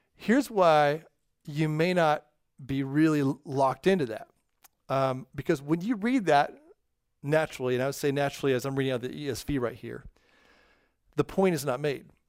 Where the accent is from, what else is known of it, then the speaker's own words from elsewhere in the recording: California, United States; first language English; in California, where I'm from